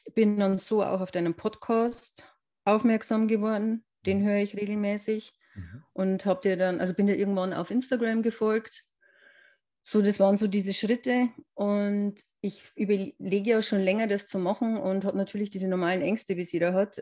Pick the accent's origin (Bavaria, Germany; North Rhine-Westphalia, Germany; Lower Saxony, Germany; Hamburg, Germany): Bavaria, Germany; near Regensburg, Upper Palatinate; Ich komme aus der Nähe vom ähm, schönen Regensburg ähm, in der Oberpfalz